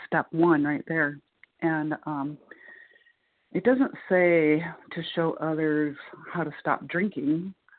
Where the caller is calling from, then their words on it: Muncie, Indiana, United States; calling in from Muncie, Indiana.